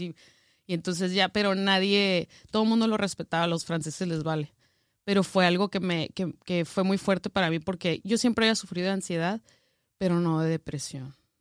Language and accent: Spanish; northern Mexico, Mexico; moved away as an adult; Como norteña